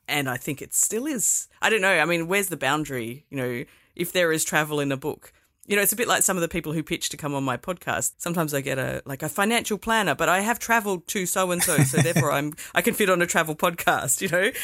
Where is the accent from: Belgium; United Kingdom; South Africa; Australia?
Australia; Perth, Western Australia; I grew up here in Perth